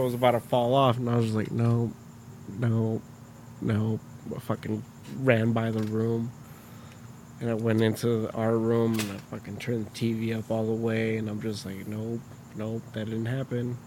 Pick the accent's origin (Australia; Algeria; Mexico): Mexico; Michoacán; moved away; I was born here, but I was raised in Mexico, so a lot of my life was spent out in just random parts of Michoacan